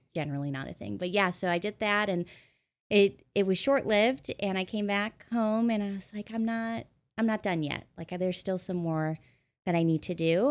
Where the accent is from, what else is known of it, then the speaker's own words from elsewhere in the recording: Midwest, United States; moved away as an adult; also born or lived in New York / Los Angeles; I grew up in the Midwest